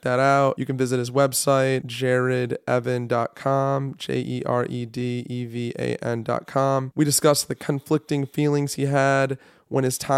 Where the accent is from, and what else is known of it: Detroit, Michigan, United States